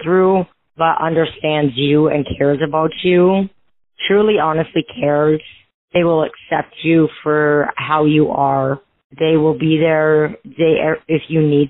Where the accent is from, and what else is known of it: Minnesota, United States; born or raised there; moved away as an adult